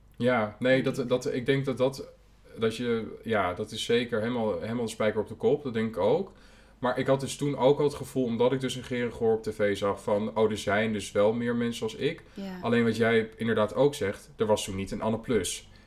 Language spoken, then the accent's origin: Dutch; Almelo, Overijssel, Netherlands; now in Amsterdam, Netherlands; ik groeide op in Almelo